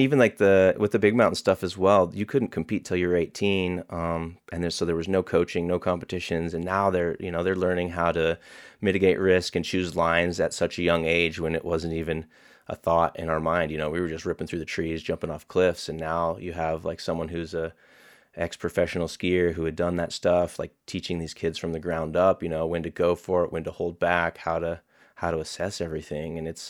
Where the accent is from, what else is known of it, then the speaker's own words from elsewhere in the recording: Colorado, United States; I grew up out near Mile High Skydiving Center, skiing.